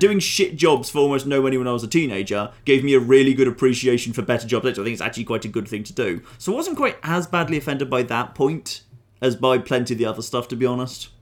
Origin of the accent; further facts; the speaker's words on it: United Kingdom; I'm a British citizen by birth, but I'm half Canadian by blood